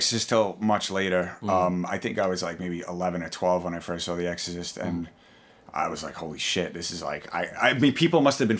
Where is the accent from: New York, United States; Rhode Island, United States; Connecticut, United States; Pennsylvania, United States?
New York, United States; New York City; we grew up in Garrison Beach.